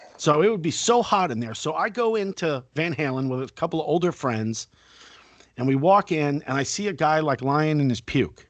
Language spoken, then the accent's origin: English; Fort Lauderdale, Florida, United States; I grew up in Fort Lauderdale, which was Party Central at the time